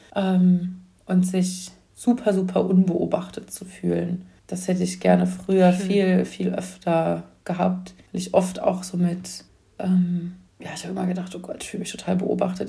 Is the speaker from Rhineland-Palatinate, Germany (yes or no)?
yes; near Mainz, Rhineland-Palatinate, Germany; ich komme ja aus Mainz ähm, und ähm, so aus der Nähe von Mainz.